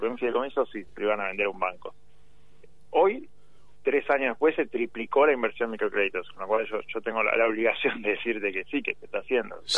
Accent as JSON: {"language": "Spanish", "town": "San Isidro", "region": "Buenos Aires Province", "country": "Argentina", "said": "Yo soy de San Isidro, pero competía por Tigre"}